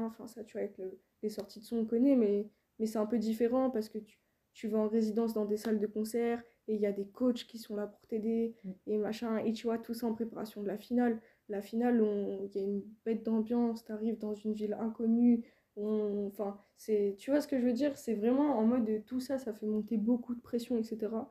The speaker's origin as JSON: {"language": "French", "region": "Île-de-France", "country": "France", "also_born_or_lived": "Rennes / Toulouse", "moved": "as an adult", "said": "je viens d'ici, je viens d'Île-de-France"}